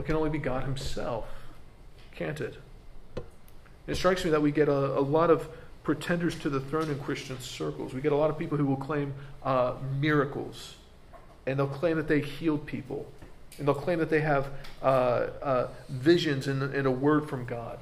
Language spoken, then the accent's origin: English; United States; As an American